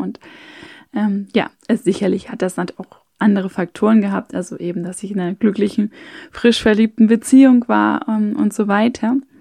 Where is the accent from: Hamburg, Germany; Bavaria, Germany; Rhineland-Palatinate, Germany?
Hamburg, Germany; moved away as an adult; now in Vienna, Austria; ich bin in Hamburg aufgewachsen, also in einer Großstadt